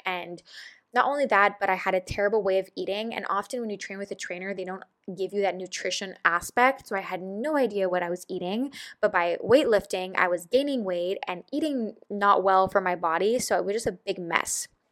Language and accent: English; Montreal, Quebec, Canada; I am from Montreal, Canada, which is in Quebec